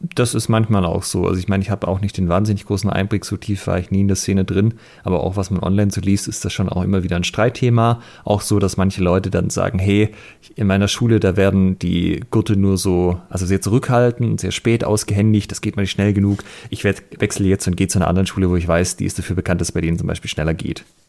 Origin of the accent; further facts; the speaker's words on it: Germany; bei uns in Deutschland